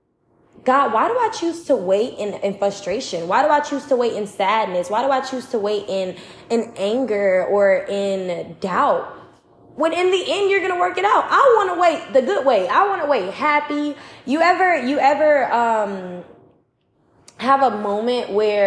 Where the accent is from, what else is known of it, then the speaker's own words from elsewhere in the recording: Chicago, Illinois, United States; I'm from Chicago